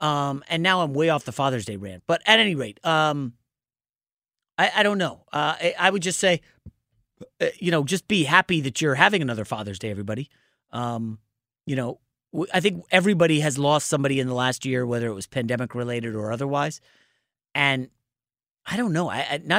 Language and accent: English; Northeast, United States; I came from the East Coast. I spent my entire life in basically the Northeast.